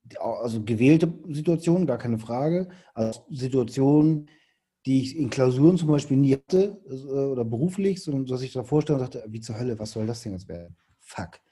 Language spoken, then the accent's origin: German; Hamburg, Germany; ich komme aus Hamburg